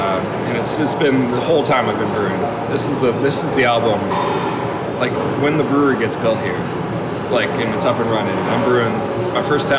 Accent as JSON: {"language": "English", "area": "Muskoka", "region": "Ontario", "country": "Canada", "tie": "born or raised there", "said": "we grew up in Muskoka."}